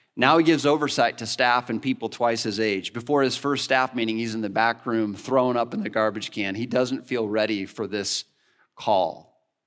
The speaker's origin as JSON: {"language": "English", "region": "Northwest Illinois", "country": "United States", "tie": "born or raised there", "moved": "yes", "said": "I grew up in the Midwest, in Northwest Illinois"}